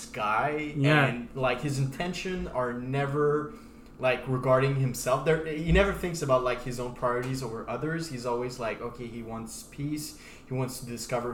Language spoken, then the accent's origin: English; Canada; We're Canadian as hell.